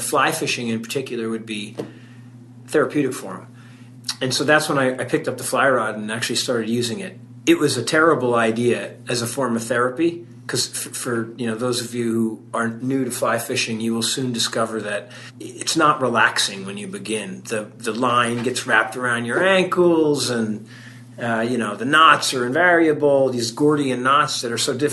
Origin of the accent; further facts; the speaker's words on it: New Jersey, United States; moved away as an adult; also born or lived in Vermont; we grew up in New Jersey, and in truth, other than visiting family in Ireland, I never left New Jersey until I went to college in Vermont